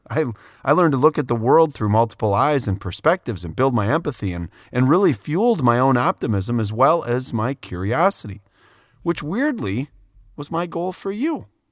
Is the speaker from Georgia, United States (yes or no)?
no; Wisconsin, United States; I grew up with a lot of second generation Germans in my hometown in Wisconsin